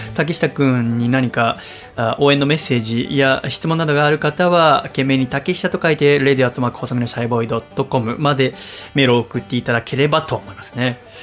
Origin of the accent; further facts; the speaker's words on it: Yokohama, Kanagawa, Japan; moved away as an adult; now in Tokyo, Japan; 横浜の私の実家